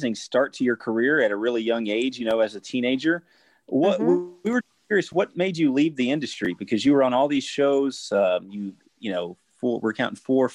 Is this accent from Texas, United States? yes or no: yes; Houston, Texas, United States; also born or lived in San Francisco Bay Area; I'm from Houston, Texas